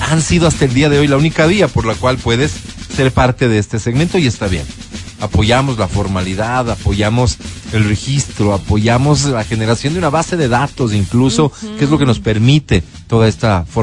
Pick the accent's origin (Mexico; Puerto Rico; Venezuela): Venezuela; Nueva Esparta; born there; moved away; Nací en Isla Margarita. Radico en tu hermoso país hace ocho meses.